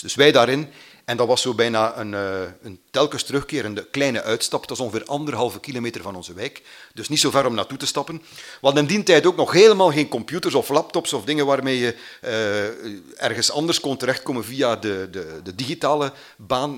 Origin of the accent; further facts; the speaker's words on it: Mater, Flanders, Belgium; ik ben van Mater. Mater ligt ergens in de Vlaamse Ardennen, vlakbij Oudenaarde